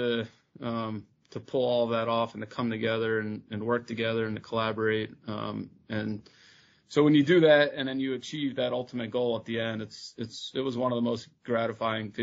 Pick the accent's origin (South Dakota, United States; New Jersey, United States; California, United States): New Jersey, United States; I grew up in New Jersey